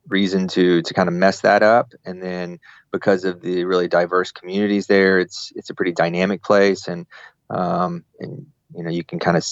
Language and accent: English; Louisiana, United States; moved away as an adult; also born or lived in Dubai / New Orleans; I grew up in Louisiana and grew up hunting and fishing